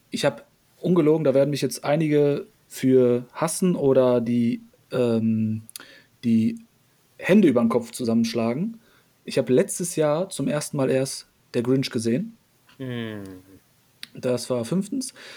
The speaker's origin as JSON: {"language": "German", "country": "Poland", "tie": "born or raised there", "moved": "yes", "said": "Wir haben polnische Wurzeln. Ich bin ja noch selber in Polen geboren."}